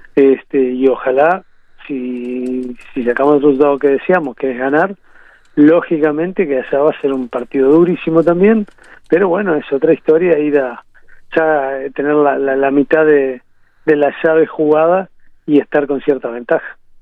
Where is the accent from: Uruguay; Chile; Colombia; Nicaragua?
Uruguay; moved away as an adult; also born or lived in Honduras; tenía ganas de volver al país